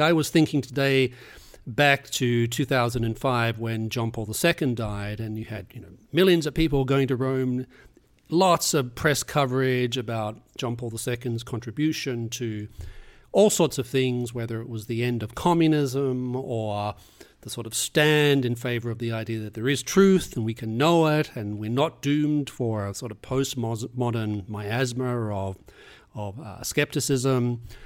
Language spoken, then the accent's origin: English; Australia; moved away; I was growing up in Australia